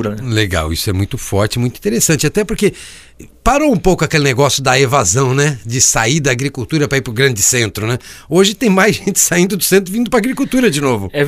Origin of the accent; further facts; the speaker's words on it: Joinville, Santa Catarina, Brazil; also born or lived in Criciúma; eu morei algum tempo aqui em Criciúma, eu sou natural de Joinville, mas morei aqui em Criciúma há algum tempo